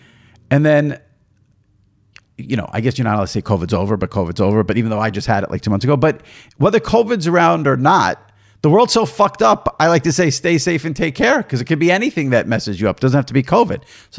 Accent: Cincinnati, Ohio, United States; now in Columbus, United States; Born and raised in Cincinnati, I'm a huge Bengals and Reds fan. Unfortunate about the Reds part. And then went to Ohio State, now live in Columbus.

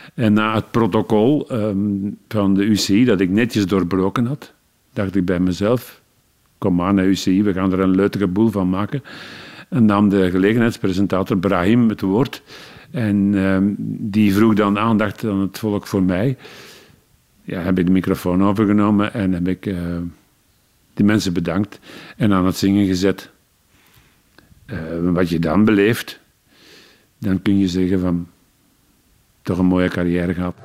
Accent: Leuven, Flanders, Belgium; En als Leuvenaar, ik ben in Leuven geboren

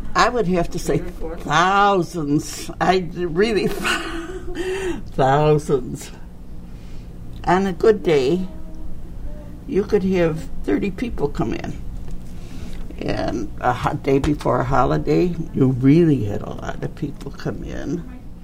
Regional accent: Chicago, Illinois, United States; was born in Bridgeport. I'm from the southwest side near Midway Airport

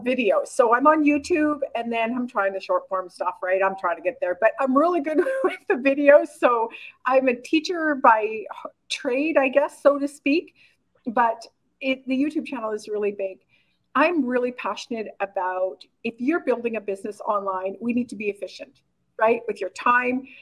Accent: Oxbow, Saskatchewan, Canada; moved away; also born or lived in Korea; I was born and raised in a really small town in called Oxbow, Saskatchewan, Canada, with like 1,200 people

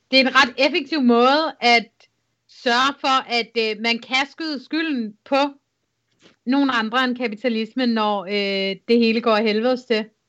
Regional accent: Jutland, Denmark; moved away; jeg var sgu ikke den slags jyde, da jeg boede i Jylland.

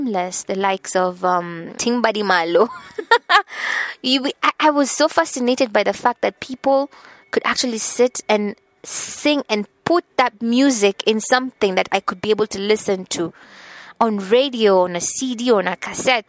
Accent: Nakuru, Nakuru County, Kenya; But I'm from Nakuru. I will say I'm from Nakuru because people love to say that I'm from Nairobi, but no, I pride myself in having come from Nakuru. We call it County 032, Nakuru, Kenya. It's a small town. I was born and raised there.

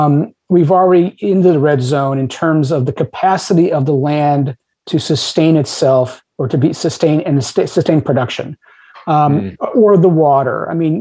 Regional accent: United States

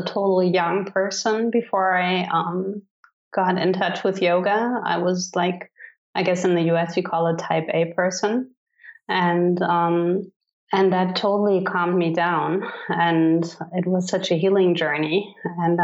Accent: Cologne, North Rhine-Westphalia, Germany; English is a second language; also born or lived in Idaho; I was born in Cologne, Germany, and I have lived there for 24 years

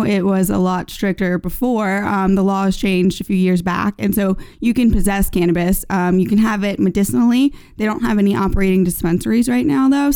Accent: New Orleans, Louisiana, United States; moved away as an adult; now in Los Angeles, United States; I grew up in New Orleans, Louisiana

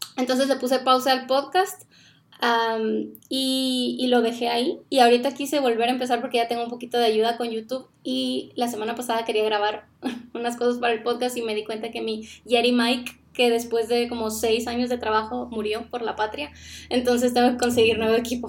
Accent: Sonora, Mexico; moved away as an adult; also born or lived in Ciudad Obregón, Mexico; now in Guatemala; nosotros somos originarios de Sonora, México. Vivíamos en Ciudad Obregón

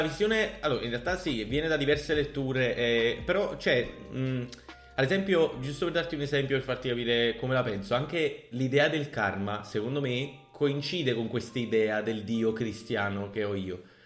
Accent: Naples, Campania, Italy; sono napoletano

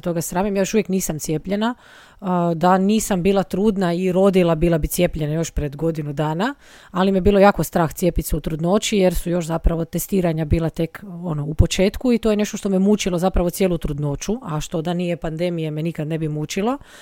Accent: Rijeka, Primorje-Gorski Kotar County, Croatia; also born or lived in Padua; iz Rijeke sam

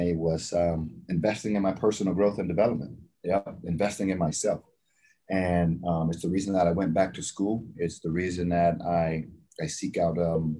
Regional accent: the South, United States; I'm from the South, so I would, instead of favorite food, can I give you a cuisine?

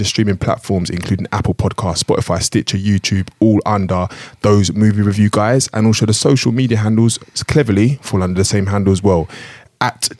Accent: London, United Kingdom; we're four guys from London

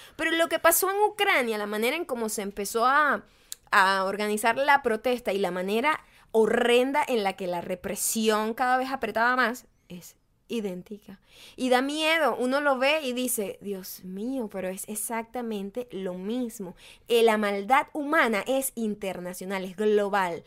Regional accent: Venezuela; moved away

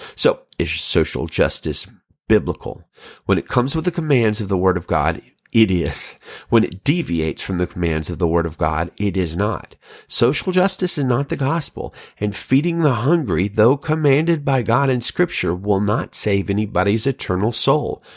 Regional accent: Alabama, United States; moved away as an adult; now in Salinas, United States; I'm from Alabama

